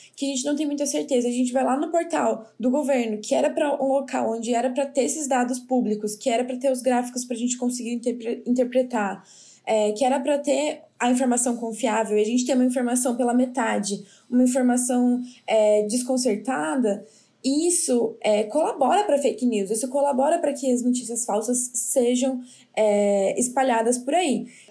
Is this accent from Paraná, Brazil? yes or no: no; São Paulo, Brazil; now in Petrolina, Brazil; sou de São Paulo